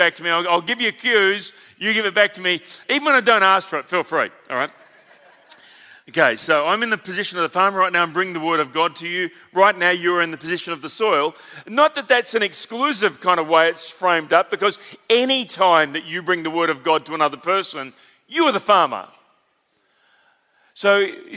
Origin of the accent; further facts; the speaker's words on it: Victoria, Australia; a Victorian on the platform